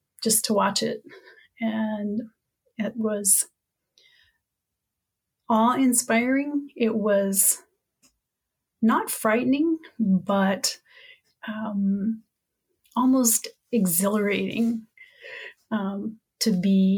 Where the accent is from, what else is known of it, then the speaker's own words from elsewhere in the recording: Wichita, Kansas, United States; also born or lived in southern Minnesota; now in Minnesota, United States; I grew up in Wichita, and I always had this desire and love for the ocean. growing up in the middle of Kansas.